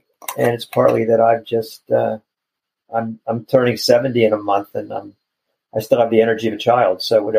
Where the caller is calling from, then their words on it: Chapel Hill, North Carolina, United States; I am in Chapel Hill, North Carolina.